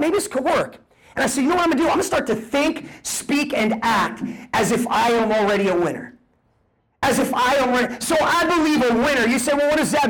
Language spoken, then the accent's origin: English; New Jersey, United States; moved away; I'm a kid from Jersey, grew up on food stamps